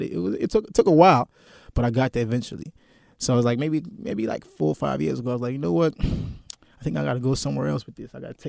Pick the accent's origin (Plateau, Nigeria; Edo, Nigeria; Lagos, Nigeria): Lagos, Nigeria; moved away as an adult; now in Atlanta, United States; I was born and raised in Lagos, Nigeria. You know, but I'm a little mixed with different parts of Africa. But I was born and raised in Nigeria and came to Atlanta after high school.